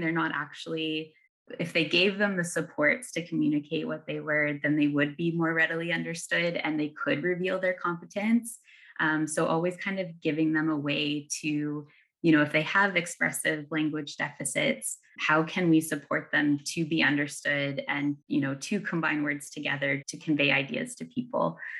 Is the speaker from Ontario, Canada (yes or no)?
yes; Ontario, Canada; moved away; I'm from Ontario, and it looks, it looks mighty different there